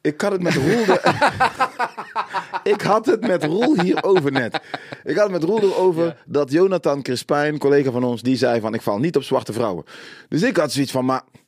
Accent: Suriname; ik als Surinaamse jongen, natuurlijk heb ik veel racisme meegemaakt

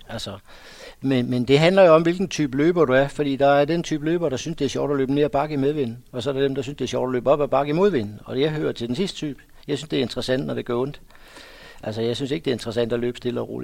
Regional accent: Odense, Southern Denmark, Denmark; der hvor jeg kommer fra, der har løb altid været stort

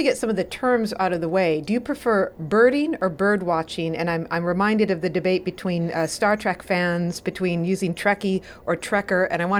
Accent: Wisconsin, United States; Well, I am from Wisconsin, too, and I guess hailing is the right word because we know that it does hail there.

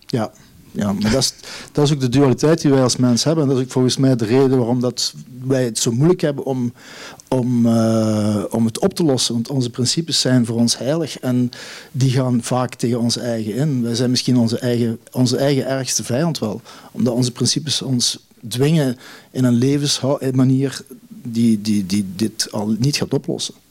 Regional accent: Neerpelt, Flanders, Belgium; now in East Flanders, Belgium; de landschappen van mijn geboortedorp, Neerpelt. Daar ben ik, ik eh, mijn jeugd eh, doorgebracht

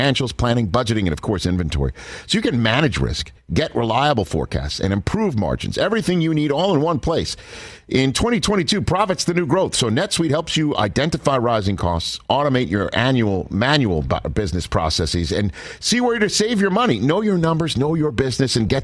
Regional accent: New York City, New York, United States; I'm at the grandstand of the U.S. Open in my hometown. Yes, Staten Island is New York City as much as Queens is

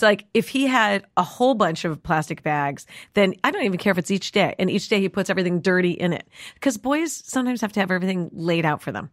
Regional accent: New York City, New York, United States; we grew up in New York City.

